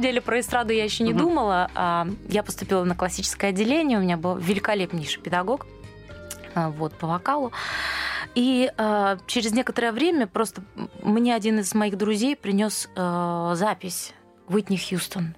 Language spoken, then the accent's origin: Russian; Ulan-Ude, Buryatia, Russia; moved away; also born or lived in Dnipropetrovsk, Ukraine; Я пошла там в садик, потом в школу